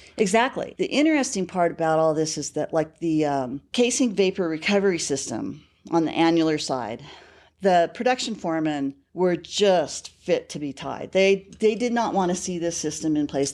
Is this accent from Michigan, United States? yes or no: no; Bakersfield, California, United States; moved away as an adult; also born or lived in Casper, Wyoming; now in Colorado, United States; I grew up in Bakersfield, California.